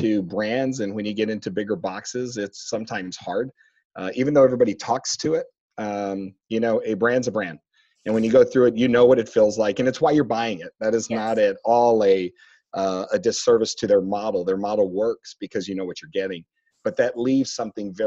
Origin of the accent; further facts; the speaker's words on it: San Antonio, Texas, United States; also born or lived in Las Vegas; now in Dallas, United States; Born and raised in San Antonio